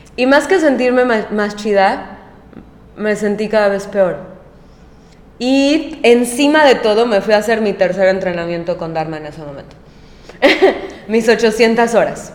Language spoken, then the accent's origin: Spanish; Mexico; moved away as an adult; also born or lived in Mérida, Yucatán / New York; yo nunca había vivido fuera de México más de tres meses